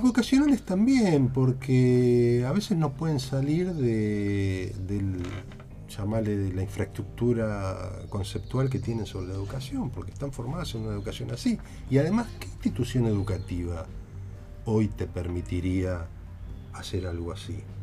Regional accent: Argentina; buenos argentinos que somos

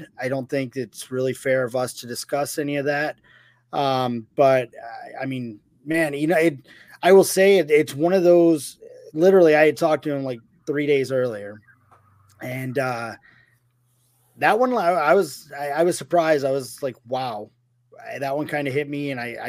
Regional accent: Philadelphia, Pennsylvania, United States; Living in the city, growing up in Philadelphia, in that area.

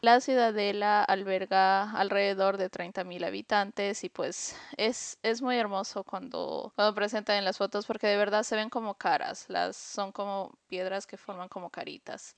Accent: Peru; moved away; aquí dice, sí, dice Perú

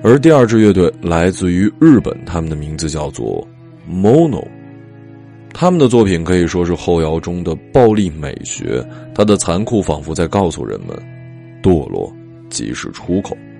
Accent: Changbai Mountain, Jilin, China; 在我的老家长白山

